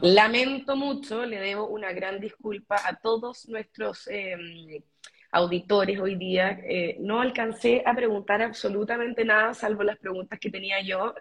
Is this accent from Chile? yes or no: yes; Chile; como chilena que ha viajado por el mundo